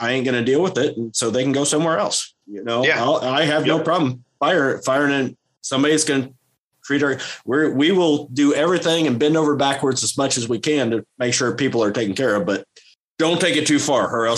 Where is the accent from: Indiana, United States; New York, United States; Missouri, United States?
Missouri, United States; I'm from Missouri, man. I'm used to a broken transmission here and there.